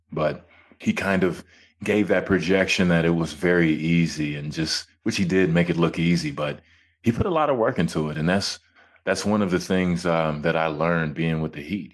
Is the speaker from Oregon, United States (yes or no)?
no; Hutchins, Texas, United States; moved away as an adult; also born or lived in Georgia / Toronto; I come from Hutchins, Texas, of course. It started out on the concrete, playing with my friends